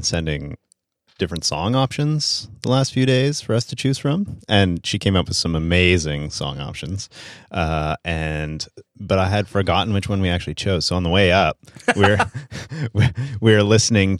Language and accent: English; Canada; I'm French Canadian.